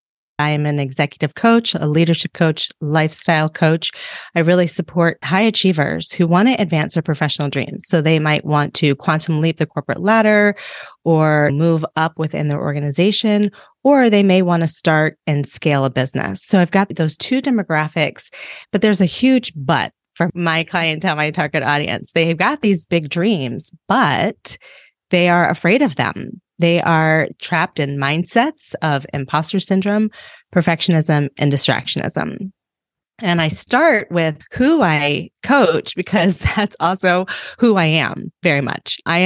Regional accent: Reston, Virginia, United States; So I grew up outside of the Washington, D.C. area in Northern Virginia in a really cute little town called Reston. And it was a very idyllic, very sweet place, very diverse. It was built like with the premise of being a very diverse place. It was a planned community.

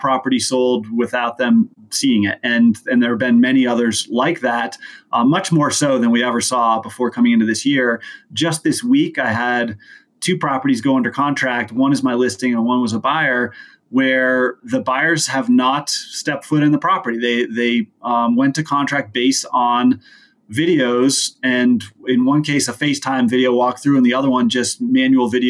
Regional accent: Aspen, Colorado, United States; I grew up in Aspen

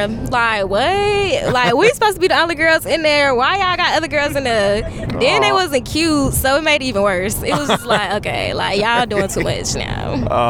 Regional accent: Charlotte, North Carolina, United States; We're from Charlotte, North Carolina.

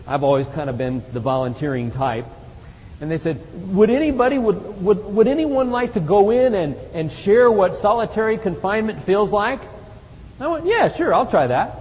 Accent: Phoenix, Arizona, United States; I come from Phoenix, Arizona. I come from the desert.

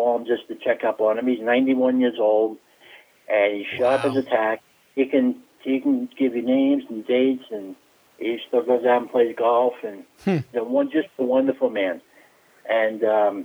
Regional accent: New Jersey, United States; I was born in New Jersey, New Jersey

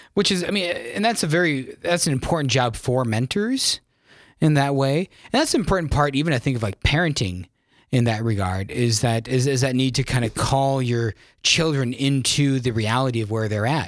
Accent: South Dakota, United States; I'm originally from South Dakota

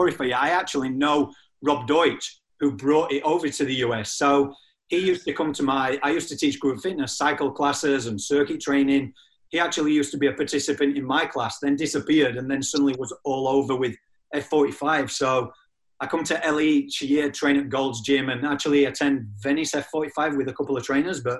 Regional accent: England, United Kingdom; moved away; also born or lived in Australia; Mine's a little bit all over the spot because I'm originally from England, but lived in Australia for 17 years.

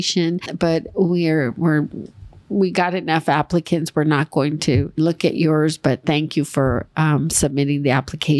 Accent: Los Angeles, California, United States; also born or lived in Monterey Park; I grew up in East LA on City Terrace.

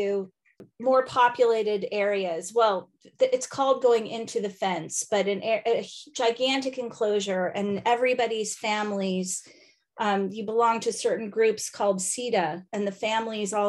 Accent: Indiana, United States; accent: American; moved away as an adult; also born or lived in Los Angeles / New York City / Arctic Sweden; I am an American lady from Indiana who lived in LA and New York.

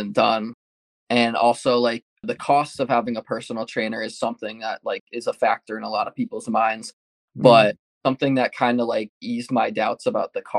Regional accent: Rocky Hill, Connecticut, United States; I grew up in Rock Hill, Connecticut, and that's where I reside right now.

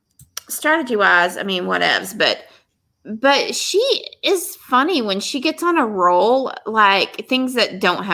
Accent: Texas, United States; I'm from Texas.

